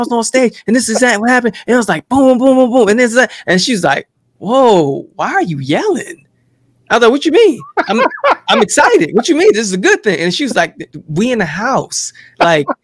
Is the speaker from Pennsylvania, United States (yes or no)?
no; Jersey City, New Jersey, United States; that's where I come from Jersey City